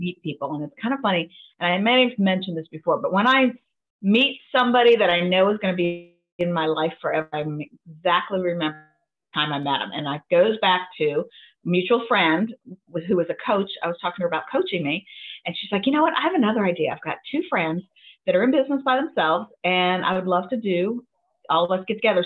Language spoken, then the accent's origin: English; Buffalo, New York, United States; moved away; I was born in Buffalo